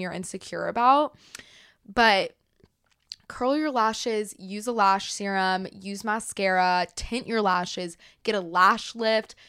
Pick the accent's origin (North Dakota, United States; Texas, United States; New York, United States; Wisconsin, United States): Texas, United States; Dallas; I was born in Dallas. She lives in Dallas. Like, my family's been here for the last twenty years